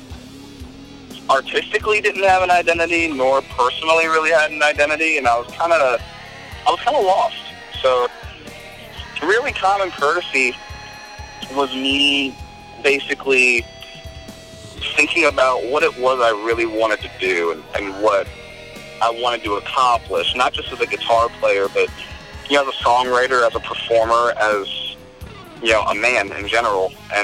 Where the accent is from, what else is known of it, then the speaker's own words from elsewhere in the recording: Southern Maryland, United States; also born or lived in Virginia; I actually left Virginia and came over here. Started playing when I was probably around like 15 years old in the Southern Maryland area